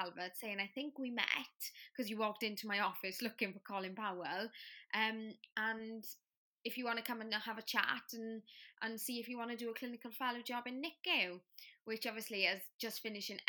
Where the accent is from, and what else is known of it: Wales, United Kingdom; first language Welsh; English is a second language